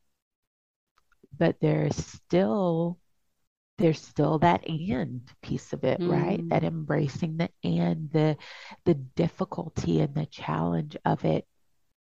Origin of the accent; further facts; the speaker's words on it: Louisiana, United States; moved away; I'm from Louisiana. All of my family's there.